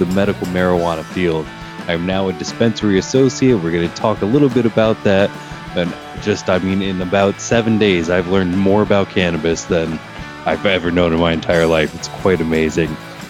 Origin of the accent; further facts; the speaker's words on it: Pennsylvania, United States; I am a dispensary associate right in my hometown of Pennsylvania